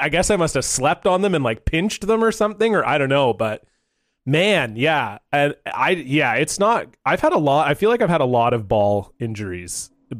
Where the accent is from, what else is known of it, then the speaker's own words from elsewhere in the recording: Canada; as you do as a Canadian lad. I was probably 10